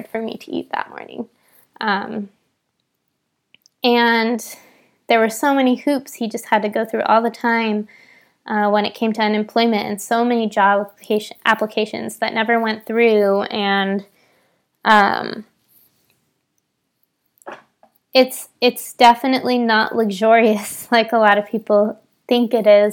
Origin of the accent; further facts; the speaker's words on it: San Bernardino, California, United States; I grew up in San Bernardino, California, which is a very low-income area.